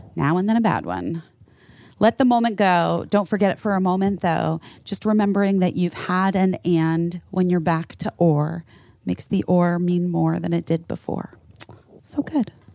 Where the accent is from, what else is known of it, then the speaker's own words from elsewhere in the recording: Scottsdale, Arizona, United States; a kid growing up in Scottsdale, Arizona